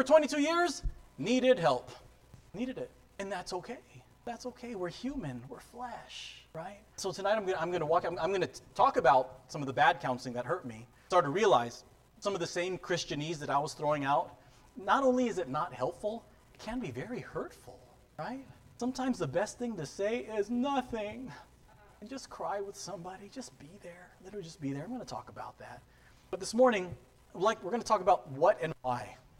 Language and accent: English; San Diego, California, United States; I grew up in San Diego, so I'm a Charger fan.